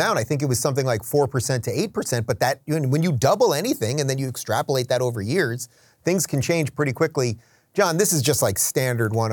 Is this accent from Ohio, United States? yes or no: no; Long Island, New York, United States; I am a Long Islander